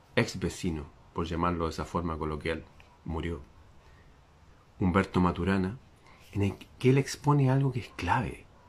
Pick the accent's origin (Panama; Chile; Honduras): Chile